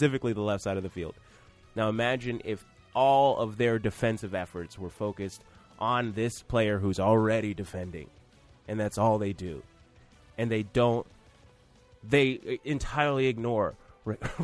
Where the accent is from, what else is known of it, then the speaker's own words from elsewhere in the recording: Atlanta, Georgia, United States; I'm from Atlanta